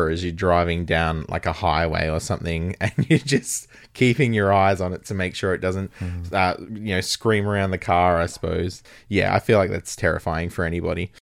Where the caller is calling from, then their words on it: Western Australia, Australia; I am in the kangaroo hopping Australia, um, specifically